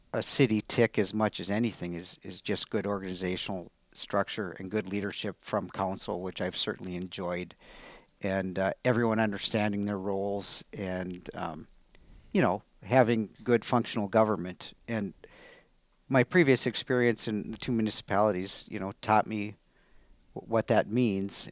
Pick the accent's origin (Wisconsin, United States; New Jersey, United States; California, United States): Wisconsin, United States; Superior; moved away as an adult; also born or lived in Madison, Wisconsin / Alaska; now in Altoona, United States; I grew up in Superior